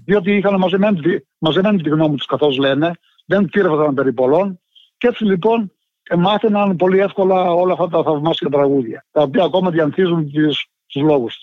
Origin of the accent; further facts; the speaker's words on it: Povla, Epirus, Greece; moved away; είναι ένα ποτάμι στο χωριό μου που χύνεται στην Αντριατική, του διαμέσου τη Αλβανία